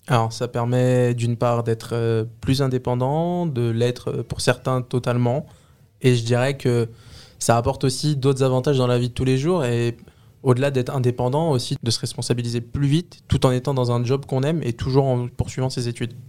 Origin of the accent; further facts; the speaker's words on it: Les Lilas, Île-de-France, France; je viens du 93, la ville des Lilas. J'ai vécu là-bas toute ma vie. J'ai grandi là-bas